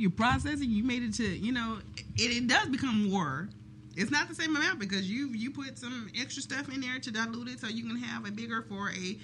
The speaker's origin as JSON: {"language": "English", "town": "Dallas", "region": "Texas", "country": "United States", "said": "I'm from Oak Cliff"}